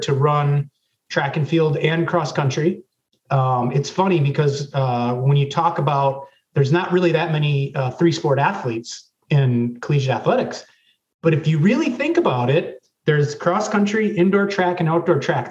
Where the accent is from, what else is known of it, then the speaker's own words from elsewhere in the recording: Racine, Wisconsin, United States; I'm originally from Racine, Wisconsin, so I was two years behind um, uh, Brent Moss, J.C. Dawkins, and Sam Veit. And what's interesting is, um, you know, I went to uh, Racine William Horlick High School